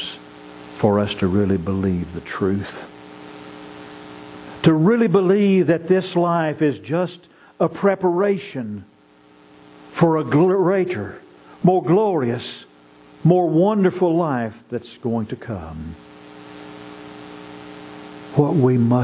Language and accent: English; Marshall, Texas, United States; growing up in Marshall, Texas